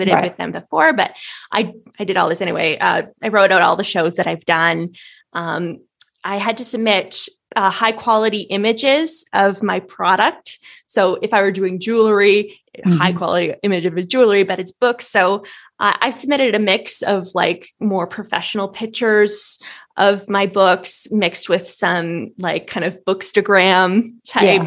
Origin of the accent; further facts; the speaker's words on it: Canada; I'm in Canada. I'm a Canadian author